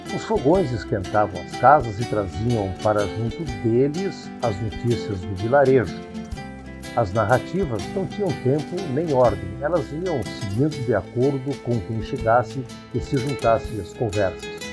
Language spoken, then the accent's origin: Portuguese; Colorado, Rio Grande do Sul, Brazil; moved away; also born or lived in Porto Alegre; quando eu vivia na minha terra natal, a cidade gaúcha de Colorado